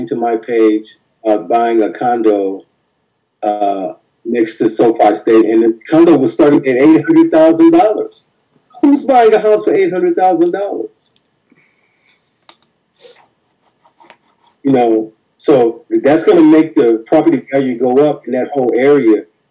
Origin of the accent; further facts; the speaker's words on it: Compton, California, United States; growing up in Compton